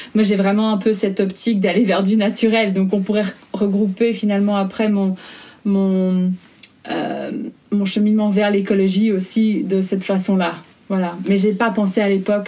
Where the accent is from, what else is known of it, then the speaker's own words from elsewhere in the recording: Belgium; moved away as an adult; now in Germany; j'habite entre l'Allemagne et la Belgique je suis en processus d'expatriation, mais je suis belge